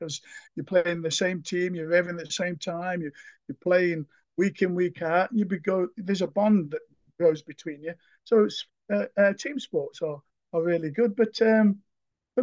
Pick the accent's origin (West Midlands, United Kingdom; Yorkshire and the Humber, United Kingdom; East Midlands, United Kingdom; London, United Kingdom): East Midlands, United Kingdom; Nottingham; growing up in Nottingham